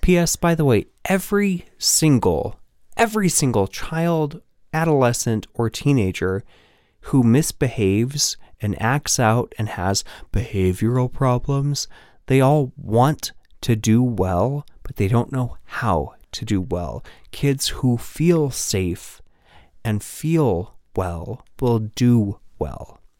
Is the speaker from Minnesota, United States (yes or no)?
no; Nebraska, United States; moved away as an adult; now in Chicago, United States; I am a transplant from Nebraska